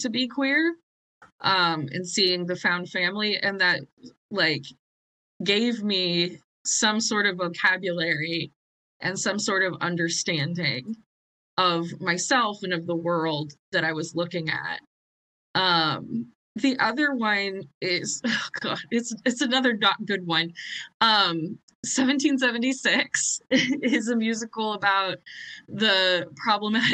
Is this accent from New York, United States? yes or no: no; Nebraska, United States; I was growing up in Nebraska with a super conservative family.